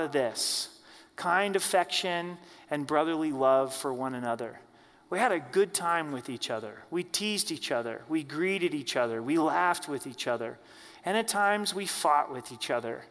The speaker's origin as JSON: {"language": "English", "region": "Oregon", "country": "United States", "tie": "born or raised there", "moved": "yes", "lives_now": "Colorado, United States", "said": "I grew up in Oregon, live here in Colorado"}